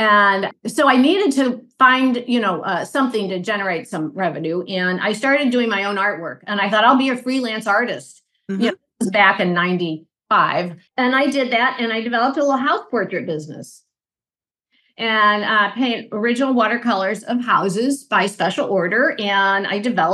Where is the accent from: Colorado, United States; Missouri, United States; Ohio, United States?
Missouri, United States; St. Louis; I am from St. Louis, Missouri